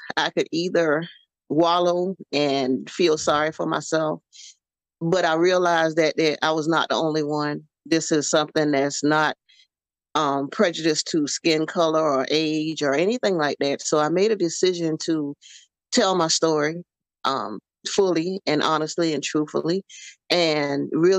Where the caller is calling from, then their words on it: Savannah, Georgia, United States; Savannah, Georgia.